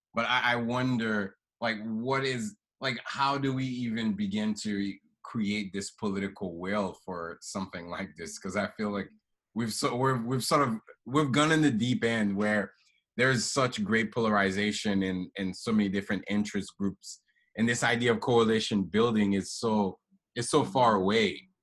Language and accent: English; Haiti; moved away; I'm from Haiti originally